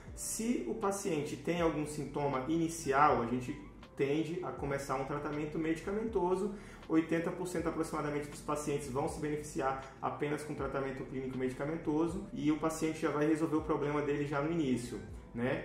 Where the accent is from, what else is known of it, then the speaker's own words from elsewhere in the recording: Brasília, Federal District, Brazil; moved away as an adult; also born or lived in Tocantins; now in Rio de Janeiro, Brazil; trabalho na Secretaria de Saúde de Brasília, que é a minha cidade natal